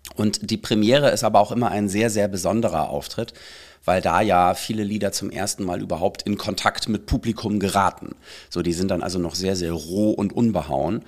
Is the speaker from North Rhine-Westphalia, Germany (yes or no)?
no; Bad Schwartau, Schleswig-Holstein, Germany; moved away; also born or lived in Berlin; in Bad Schwartau, wo ich aufgewachsen bin